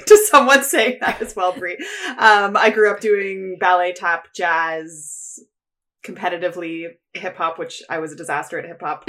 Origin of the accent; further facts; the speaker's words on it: Toronto, Ontario, Canada; I grew up in the East End of Toronto